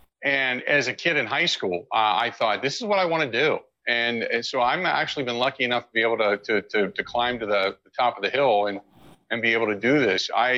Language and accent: English; Cincinnati, Ohio, United States; now in Milwaukee, United States; I'm a little bit older. No, I grew up in Cincinnati. I grew up in Cincinnati, Ohio